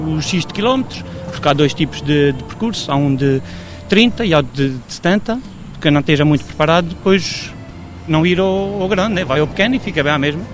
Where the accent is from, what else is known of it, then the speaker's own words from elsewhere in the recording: Marmelete, Algarve, Portugal; Eu nasci em Marmelete, pois a minha vida foi sempre no campo